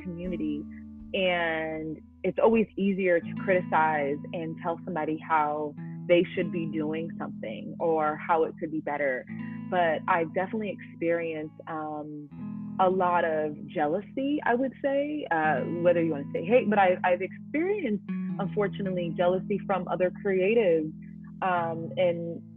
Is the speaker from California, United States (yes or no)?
yes; Oakland, California, United States; moved away as an adult; now in the South, United States; growing up in Oakland